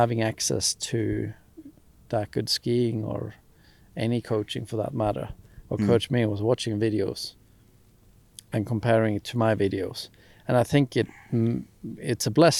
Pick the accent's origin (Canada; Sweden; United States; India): Sweden; Skellefteå, Västerbotten County; growing up in Skellefteå, northern Sweden, small ski hills